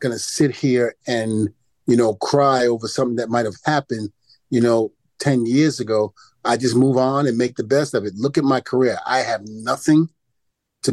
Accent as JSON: {"language": "English", "town": "New York City", "region": "New York", "country": "United States", "also_born_or_lived": "New Rochelle, New York", "said": "I grew up in New Rochelle. Even though I'm from Brooklyn, New York, I spent a little time in New Rochelle, New York"}